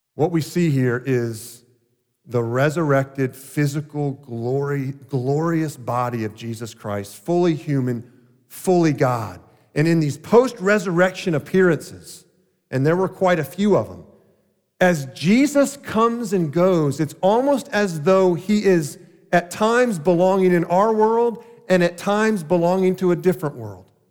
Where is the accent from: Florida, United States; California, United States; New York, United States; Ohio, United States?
Florida, United States; Deerfield Beach; Growing up in South Florida, in the little small town of Deerfield Beach